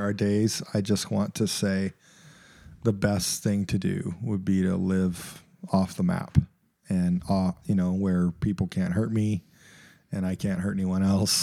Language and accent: English; United States; even as an American